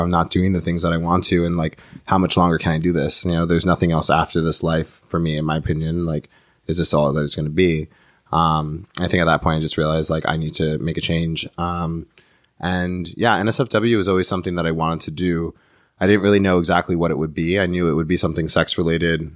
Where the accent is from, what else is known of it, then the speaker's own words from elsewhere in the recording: New York City, New York, United States; I was born in the in the Bronx